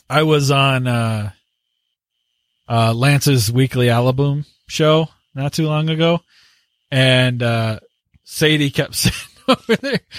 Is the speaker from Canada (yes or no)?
yes; Canada; So with that … And I'm the Canadian.